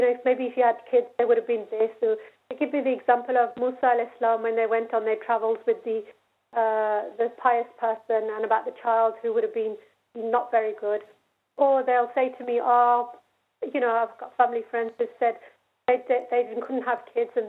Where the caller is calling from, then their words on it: Birmingham, West Midlands, United Kingdom; I'm phoning from Birmingham.